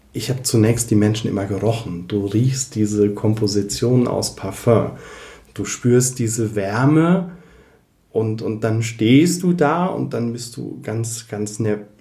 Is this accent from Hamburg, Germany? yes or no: no; Koblenz, Rhineland-Palatinate, Germany; bei uns in Koblenz